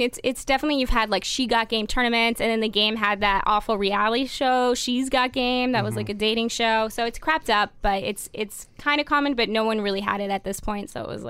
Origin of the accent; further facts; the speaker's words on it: Toronto, Ontario, Canada; Because I'm coming from Toronto. It's we all sound pretty, like, Midwest.